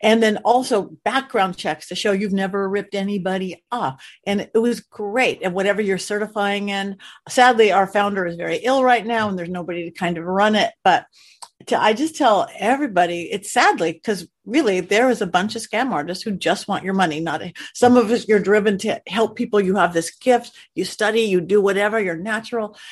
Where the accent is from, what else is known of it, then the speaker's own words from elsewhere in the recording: Los Angeles County, California, United States; I am a native Californian, born and raised in Los Angeles County, little beach girl